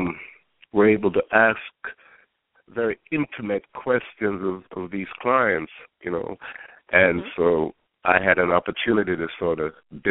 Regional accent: Kingston, Jamaica; moved away; also born or lived in New York, United States; I was born in Jamaica, Kingston, and we did the British system

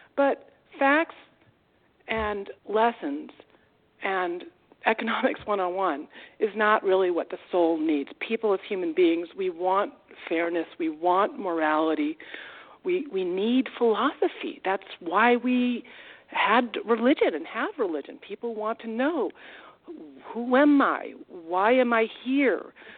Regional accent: Massachusetts, United States; also born or lived in New Delhi, India; I grew up in Massachusetts, and my parents sent me to public schools

